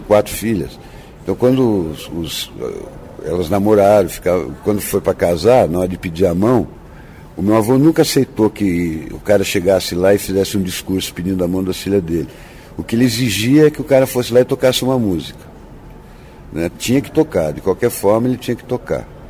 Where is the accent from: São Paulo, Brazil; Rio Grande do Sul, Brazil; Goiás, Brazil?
São Paulo, Brazil; Ubatuba; moved away; also born or lived in Santos / Taubaté; Eu, eu nasci em Santos e fui criado em Ubatuba